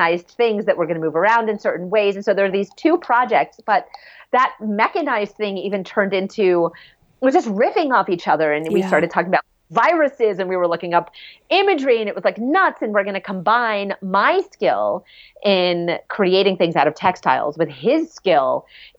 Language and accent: English; New York City, New York, United States; In Rockefeller Plaza when I was growing up in New York City